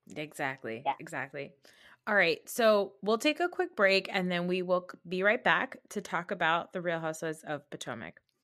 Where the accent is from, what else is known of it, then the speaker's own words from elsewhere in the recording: Pakistan; as a Pakistani